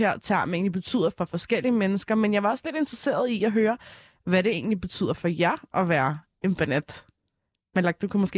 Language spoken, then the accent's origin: Danish; Frederiksberg, Capital Region of Denmark, Denmark; jeg er 16 og kommer fra Frederiksberg.